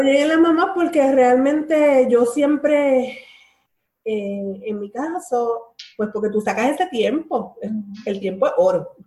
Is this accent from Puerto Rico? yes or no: yes; Bayamón, Puerto Rico; yo soy de Bayamón